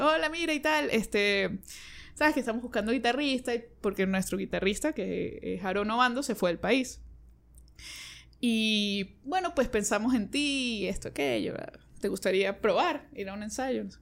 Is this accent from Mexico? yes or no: no; San Cristóbal, Táchira, Venezuela; moved away as an adult; now in Caracas, Venezuela; Soy de San Cristóbal, tengo ya siete años aquí, en abril cumplí siete años, me vine a estudiar y me quedé